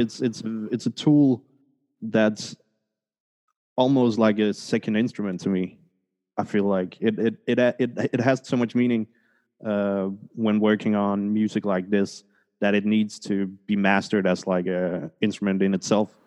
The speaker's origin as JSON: {"language": "English", "country": "Denmark", "tie": "born or raised there", "also_born_or_lived": "Colombia", "moved": "yes", "said": "I was born in Colombia, but oh, nice. adopted to Denmark. Oh, so wow. uh, I grew up in Scandinavia"}